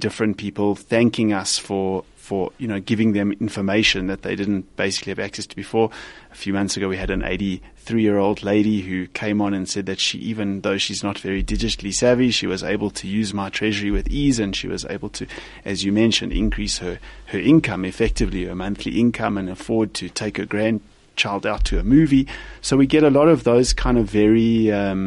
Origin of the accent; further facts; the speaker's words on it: South Africa; also born or lived in London; I'm obviously South African.